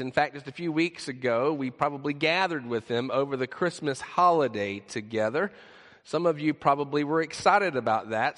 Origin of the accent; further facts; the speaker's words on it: the South, United States; we're from the South